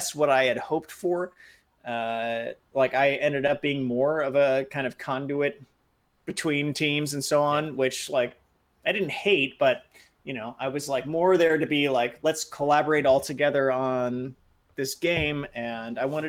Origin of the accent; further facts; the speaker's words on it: San Francisco Bay Area, California, United States; moved away as an adult; also born or lived in Japan; I had been living in the San Francisco Bay Area. Since I was, cognizant, when I was a baby, I lived in different places. But since I was a child and actually knew where I was, so it felt like my hometown.